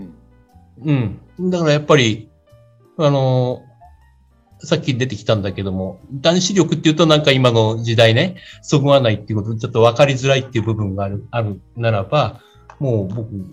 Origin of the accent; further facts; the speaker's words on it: Chiba, Japan; 家が、今もそうなんですけど、千葉なもんだから